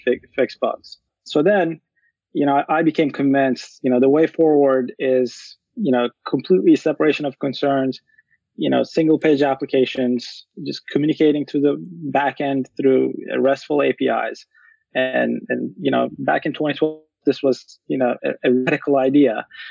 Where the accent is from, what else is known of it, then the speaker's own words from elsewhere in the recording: Turkey; moved away; I'm originally from Turkey, and I went to this boarding school from uh, middle through high school for mm-hmm. seven years